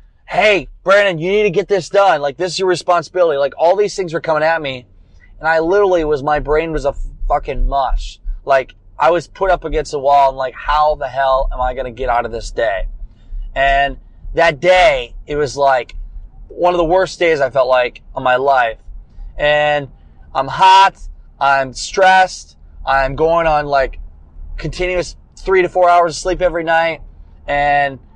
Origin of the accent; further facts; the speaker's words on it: United States; also born or lived in Dubuque, Iowa; I was gonna have to stay in Dubuque, Iowa, an hour away from my hometown for a while